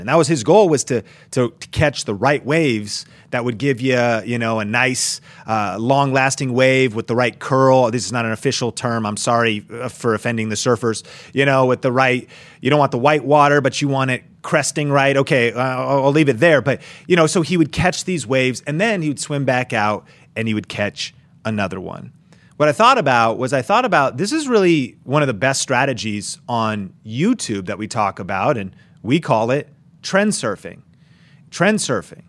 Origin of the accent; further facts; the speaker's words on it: Seattle, Washington, United States; I grew up in the Northwest, so skateboarding and snowboarding was my thing